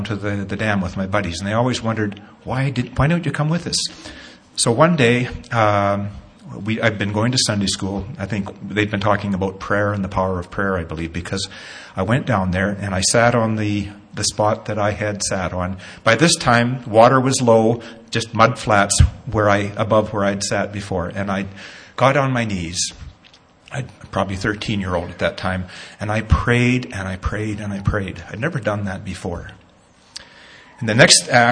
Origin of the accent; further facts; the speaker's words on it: Nanton, Alberta, Canada; Growing up in Natton as a kid, a young teen, probably 13 or so, used to go down to the creek, Mosquito Creek in Natton